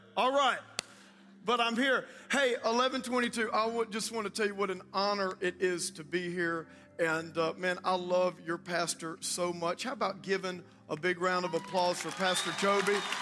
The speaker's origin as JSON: {"language": "English", "region": "South Louisiana", "country": "United States", "tie": "born or raised there", "also_born_or_lived": "New Orleans", "said": "I actually was, uh, born in New Orleans. I grew up in South Louisiana in Cajun land"}